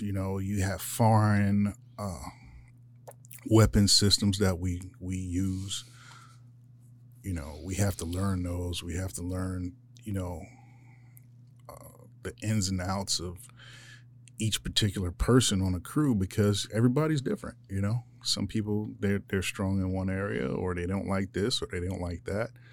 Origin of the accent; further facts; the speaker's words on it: Philadelphia, Pennsylvania, United States; moved away as an adult; now in Yuma, United States; I grew up in Philadelphia